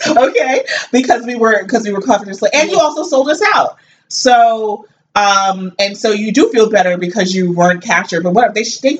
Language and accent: English; New Jersey, United States; I grew up in Jersey.